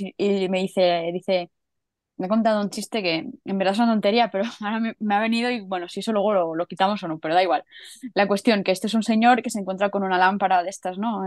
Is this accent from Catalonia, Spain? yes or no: yes; Catalonia, Spain; now in Madrid, Spain; soy catalana viviendo en Madrid